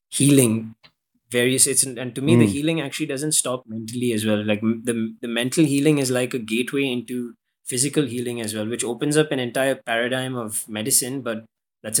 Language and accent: English; Dubai, United Arab Emirates; I grew up in Dubai